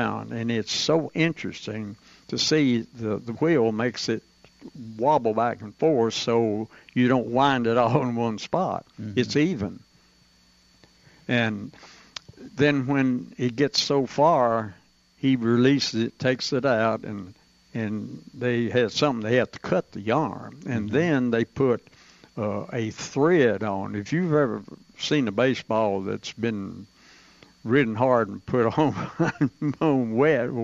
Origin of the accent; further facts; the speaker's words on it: Tullahoma, Tennessee, United States; I was born in Tullahoma.